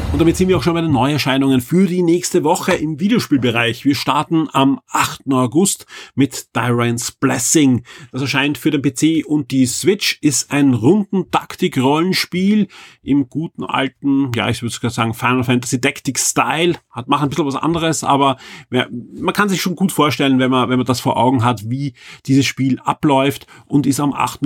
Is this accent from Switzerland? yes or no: no; Austria; bei uns in Österreich